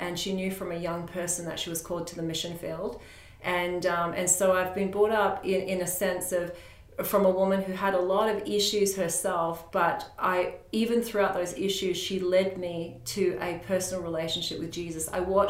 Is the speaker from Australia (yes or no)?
yes; Roebourne, Western Australia, Australia; also born or lived in Port Hedland; That community is called Roebourne. I was born in Port Hedland, which is a couple of hours from Roebourne, in a mining area